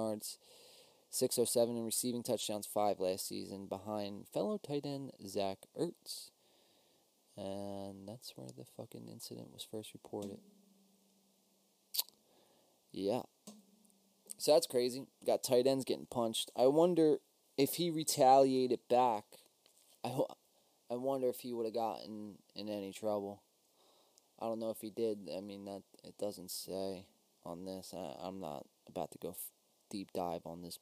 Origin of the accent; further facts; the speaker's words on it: New Jersey, United States; we are Win by Two from South Jersey. And since we're from South Jersey, we are Eagles fans